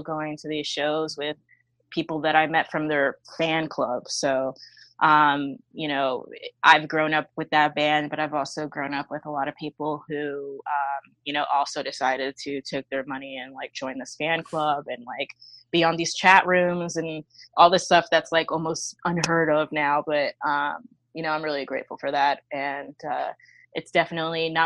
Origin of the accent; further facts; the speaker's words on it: New York City, New York, United States; I'm pretty much born and raised in Brooklyn, New York